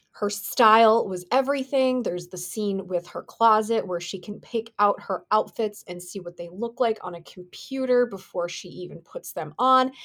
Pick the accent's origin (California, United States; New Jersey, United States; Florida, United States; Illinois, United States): New Jersey, United States; growing up in New Jersey, I was on the younger side when this movie came out